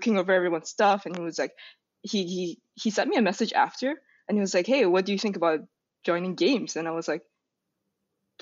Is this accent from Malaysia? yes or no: yes; Malaysia; moved away; I was actually starting from Malaysia, so it's like this kind of, I don't want to say small, but it's like a country in Southeast Asia